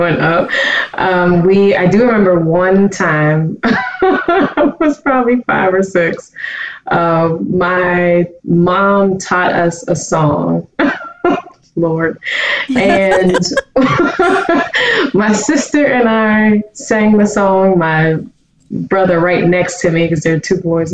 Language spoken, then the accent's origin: English; Pittsburgh, Pennsylvania, United States; I am originally from Pittsburgh, Pennsylvania